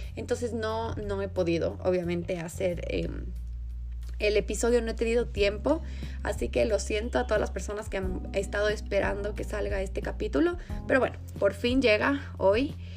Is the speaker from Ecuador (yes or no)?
yes; Ecuador; also born or lived in England; como ecuatorianos, sino como latinoamericanos